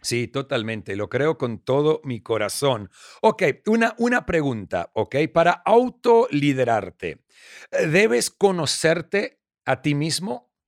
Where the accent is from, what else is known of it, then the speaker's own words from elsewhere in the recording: Argentina; moved away; also born or lived in Australia; soy argentino australiano